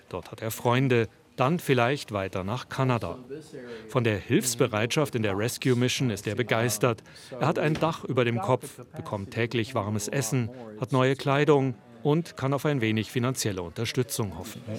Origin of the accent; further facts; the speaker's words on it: Maracaibo, Zulia, Venezuela; now in United States; ich komme aus